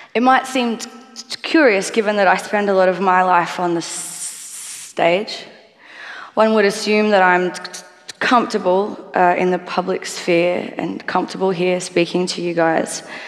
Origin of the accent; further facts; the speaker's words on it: Australia; I am a musician from Australia